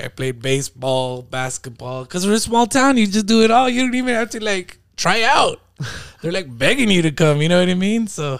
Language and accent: English; Lordsburg, New Mexico, United States; born or raised there; now in El Paso, United States